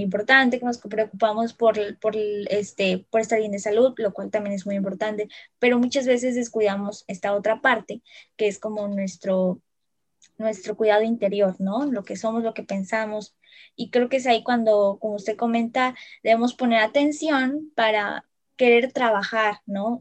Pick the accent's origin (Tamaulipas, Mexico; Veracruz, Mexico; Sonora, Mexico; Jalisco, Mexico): Veracruz, Mexico; los que somos de aquí de Veracruz